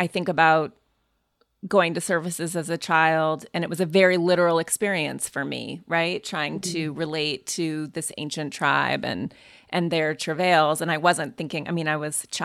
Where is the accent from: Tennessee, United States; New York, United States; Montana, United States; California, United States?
Montana, United States; I grew up in Montana going to services with a female rabbi who flew into Montana